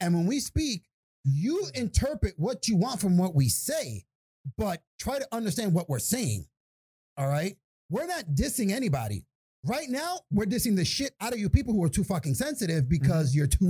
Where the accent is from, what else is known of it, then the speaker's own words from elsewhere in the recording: New York City, New York, United States; now in Buffalo, United States; I was born in fucking Jacoby. I was born in Jacoby Hospital in Bronx, fucking New York.